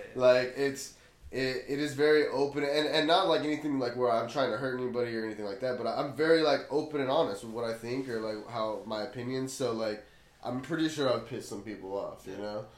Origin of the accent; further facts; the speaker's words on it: Blythe, California, United States; moved away as an adult; I grew up in Blythe, so I grew up in a small town